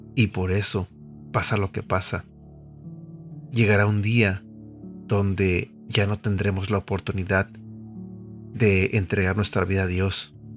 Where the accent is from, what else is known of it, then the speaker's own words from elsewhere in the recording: Mexico City, Mexico; Yo soy de la Ciudad de México, soy mexicano